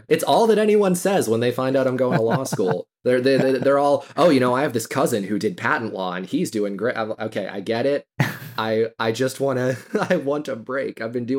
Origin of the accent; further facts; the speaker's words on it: Houston, Texas, United States; also born or lived in Austin, Texas; I'm from Houston. You know, it's kind of the hometown industry. Seems like it's what everybody does here.